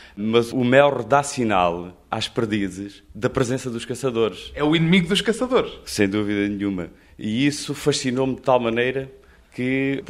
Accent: Redondo, Alentejo, Portugal; now in Lisbon, Portugal; Venho, claro, venho do Alentejo

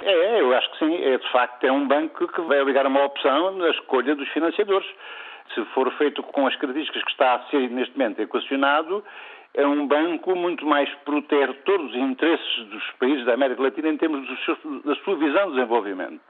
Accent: Portugal; numa terra do interior, como Gouveia, nós somos, somos portugueses de primeira

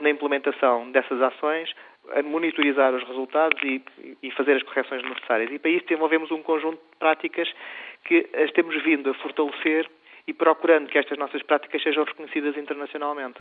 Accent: Portugal; also born or lived in Spain; eu sempre cresci eh, com a dicotomia de Portugal e Espanha, porque eu sou português e espanhol e, e cresci nisso

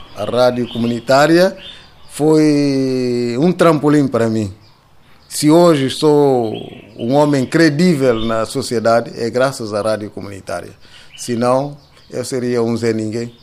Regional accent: São Domingos, Cacheu, Guinea-Bissau; Eu nasci aqui em São Domingos, no dia 30 de outubro de 1957

